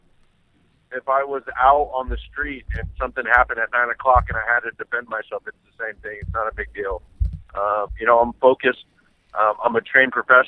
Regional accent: Sacramento, California, United States; my hometown

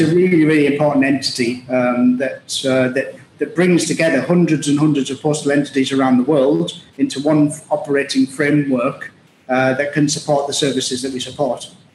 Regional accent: Middlesbrough, North East England, United Kingdom; moved away as an adult; also born or lived in Liverpool / Glasgow; now in United Arab Emirates; I was uh, born and raised in Middlesbrough, it's a, uh, a town in the northeast of England in the UK

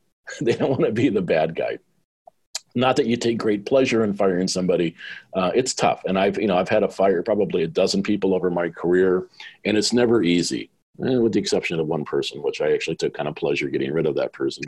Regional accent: Southern California, United States; moved away as an adult; also born or lived in Sydney, Australia; I was a guy from Southern California

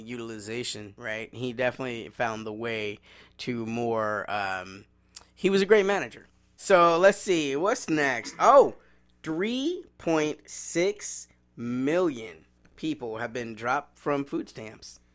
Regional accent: the South, United States; I grew up in the South

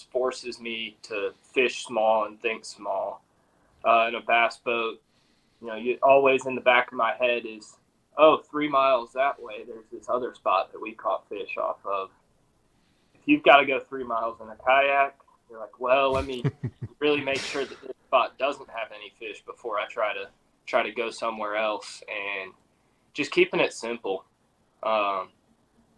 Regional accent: Central Virginia, United States; we grew up in Central Virginia

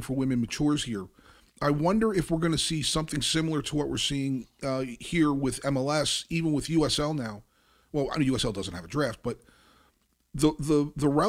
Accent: Kearny, New Jersey, United States; born or raised there

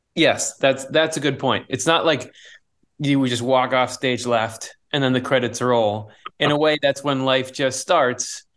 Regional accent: Michigan, United States; I was born in Michigan

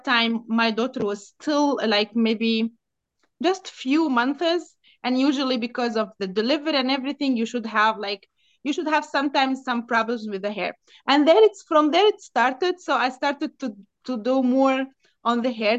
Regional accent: Tunis, Tunis Governorate, Tunisia; English is a second language; also born or lived in Lebanon / Dubai, United Arab Emirates; now in Bay Area, United States; I'm Tunisian. I'm from Tunis.

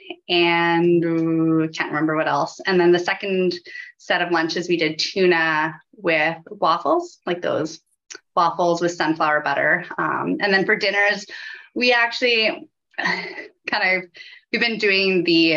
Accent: Saskatoon, Saskatchewan, Canada; I grew up in Saskatoon, and I feel like that's so different compared to some of the mountain areas

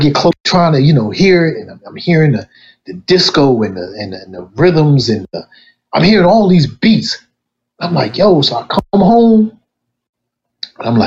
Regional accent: Wilmington, Delaware, United States; I'm from Wilmington, Delaware, born and raised. Southbridge native

